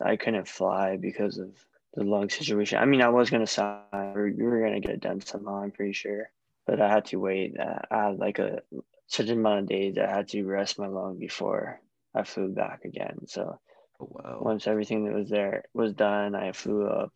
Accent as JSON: {"language": "English", "region": "Hawaii", "country": "United States", "said": "I'm just from Hawaii."}